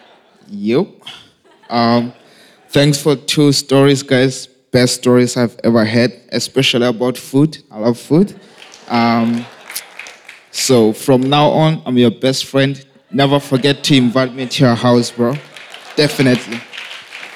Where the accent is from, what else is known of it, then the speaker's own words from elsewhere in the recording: Lesotho; I was born and raised in Lesotho, South Africa